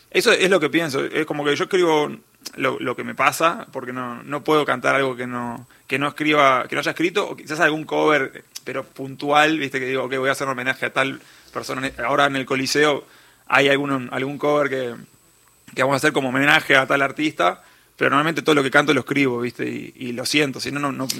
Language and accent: Spanish; Montevideo, Uruguay; accent: uruguayo; moved away as an adult; also born or lived in New York, United States; nací en Montevideo, Uruguay